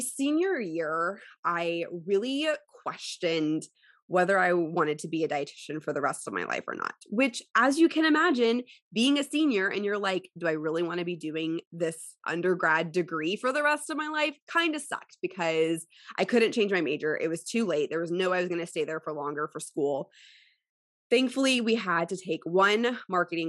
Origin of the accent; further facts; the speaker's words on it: Houston, Texas, United States; also born or lived in College Station; Houston, which is my hometown